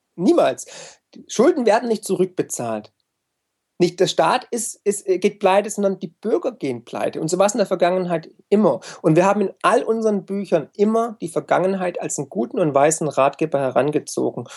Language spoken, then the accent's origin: German; Swabia, Germany; also born or lived in United States; als Schwabe, der ich ja bin